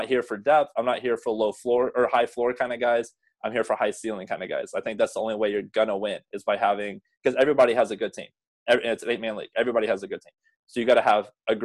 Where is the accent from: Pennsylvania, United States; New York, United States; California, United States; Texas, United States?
Texas, United States; Abilene; also born or lived in Marysville, Ohio; now in Corpus Christi, United States; I grew up in West Texas, like Abilene